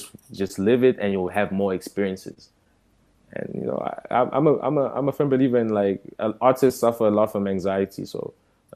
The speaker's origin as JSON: {"language": "English", "country": "South Africa", "tie": "born or raised there", "also_born_or_lived": "Democratic Republic of the Congo", "said": "a Congolese kid growing up in South Africa"}